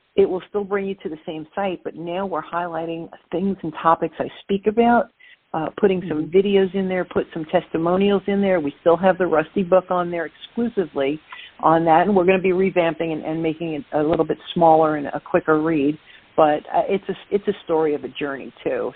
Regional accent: New York City, New York, United States; accent: Brooklyn; So I am from Brooklyn, New York

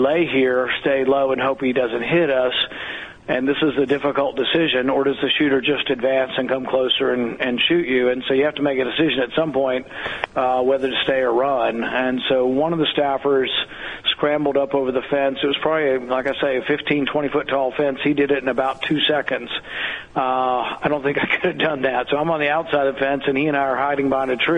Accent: the South, United States; I grew up in the South

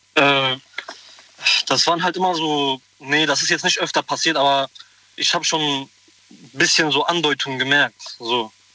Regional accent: Koblenz, Rhineland-Palatinate, Germany; ich komme aus Koblenz.

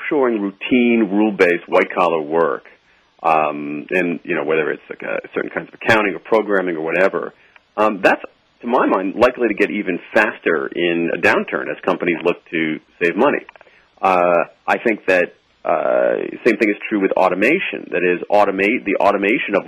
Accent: Columbus, Ohio, United States; I grew up in Columbus, Ohio

